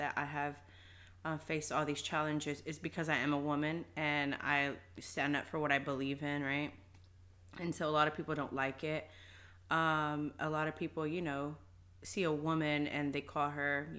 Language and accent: English; Fort Worth, Texas, United States; I am from North Fort Worth. I grew up, born and raised in Fort Worth, Texas.